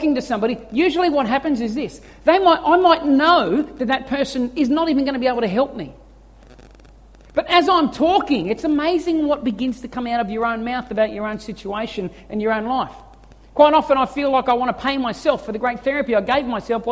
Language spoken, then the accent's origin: English; Australia; We feel like it's weak as Aussie men